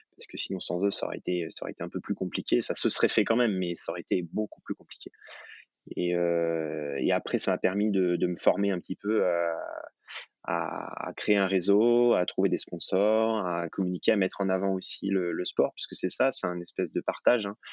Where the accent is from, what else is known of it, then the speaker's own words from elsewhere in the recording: Thonon-les-Bains, Auvergne-Rhône-Alpes, France; je suis né à Tonon